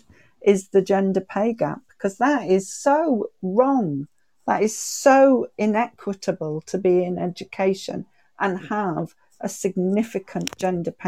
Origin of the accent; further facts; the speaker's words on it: the North East, North East England, United Kingdom; I'm from the Northeast, and we say shy bairns get nowt.